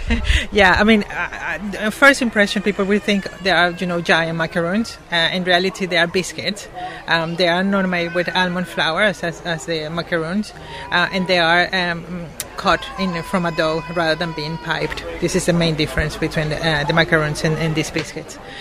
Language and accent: English; Venezuela; moved away as an adult; now in United Kingdom; I'm originally from Venezuela. Um, I came to the UK uh, for two years, supposedly, and I have been 17 here.